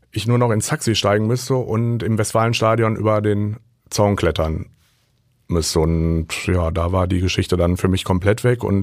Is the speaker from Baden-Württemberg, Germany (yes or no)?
no; Hagen, North Rhine-Westphalia, Germany; born there; Ich bin gebürtiger Hagener